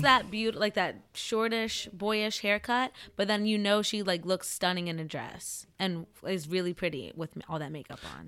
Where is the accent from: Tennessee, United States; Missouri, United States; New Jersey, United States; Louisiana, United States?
New Jersey, United States; central; I am from a small town in central New Jersey.